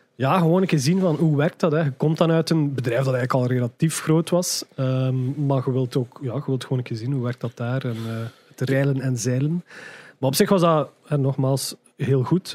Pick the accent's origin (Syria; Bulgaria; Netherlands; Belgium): Belgium; Ghent, Flanders; moved away as an adult; now in Brussels, Belgium; ik geboren ben in Gent, geboren en getogen in Gent